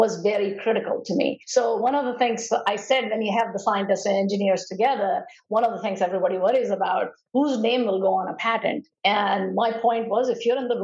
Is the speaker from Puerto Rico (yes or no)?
no; India; moved away as an adult; now in United States; during the time I was growing up in India